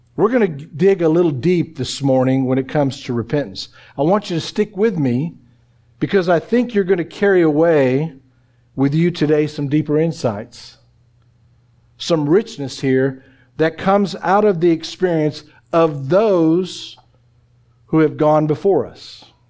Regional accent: Oklahoma, United States; moved away; I'm from Oklahoma

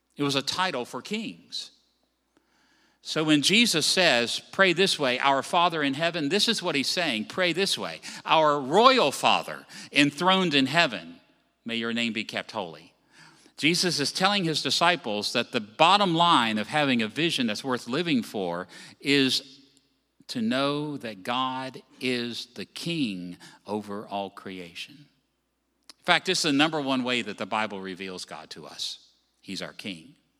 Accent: Virginia, United States; moved away; I come from Virginia.

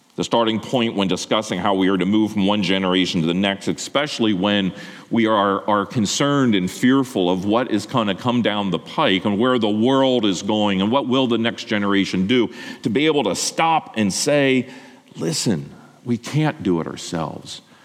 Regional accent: Lancaster County, Pennsylvania, United States; I grew up in Lancaster County, uh, Amish and Mennonite, who are pacifists.

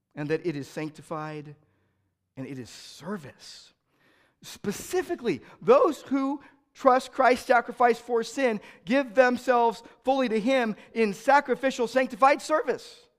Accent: United States; I'm an American

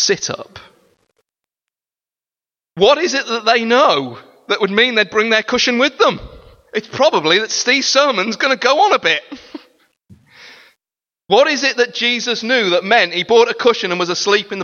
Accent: United Kingdom; We are British

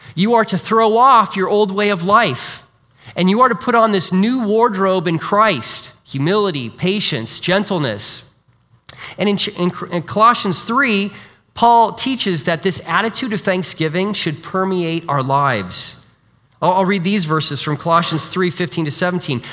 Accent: Iowa, United States; moved away; also born or lived in China; I'm from Iowa originally, so I'm an Iowa Hawkeye fan

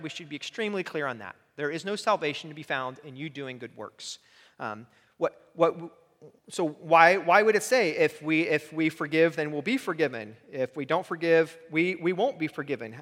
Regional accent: United States; as an American

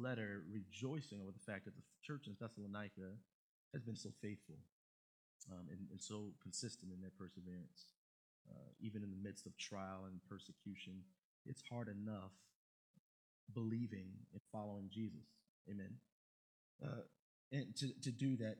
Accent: Baltimore, Maryland, United States; my boys that I grew up with in Baltimore

